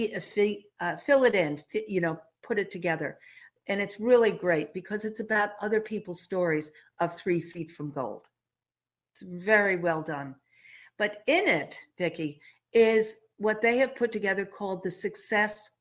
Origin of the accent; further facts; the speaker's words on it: Long Island, New York, United States; I grew up on Long Island